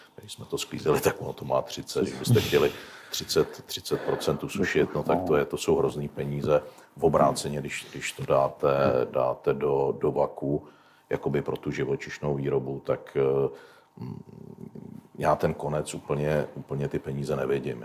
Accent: Vysočina Region, Czechia; nás na Vysočině

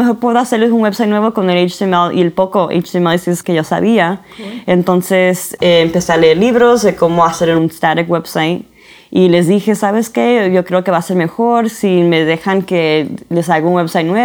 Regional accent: San Diego, California, United States; also born or lived in Arizona / Florida; now in Utah, United States; Ok, originalmente soy de California, soy de San Diego, papás mexicanos, puertorriqueños y he vivido aquí en los Estados Unidos toda mi vida.

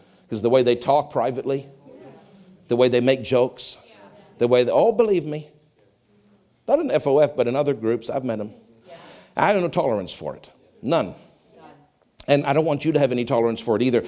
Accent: South Africa; I grew up in racist apartheid South Africa.

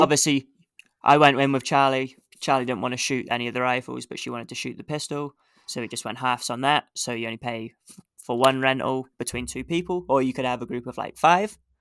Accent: England, United Kingdom; now in Canada; being English

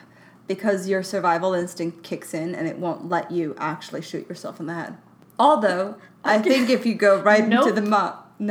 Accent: Sweden; moved away; Like, I was 19 from Sweden.

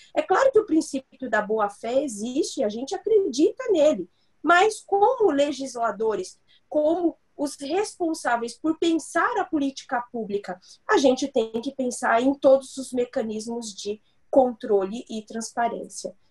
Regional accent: São Paulo, Brazil; eu nasci e cresci no Capão Redondo

